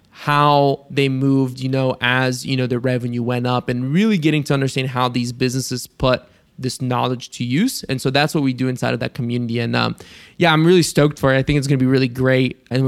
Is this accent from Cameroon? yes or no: no; Bulgaria; Because growing up in Bulgaria, I knew Bansko